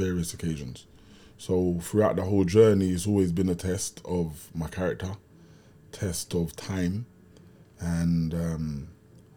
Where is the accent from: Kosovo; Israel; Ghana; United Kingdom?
United Kingdom; London; growing up in Kennington, and in Brixton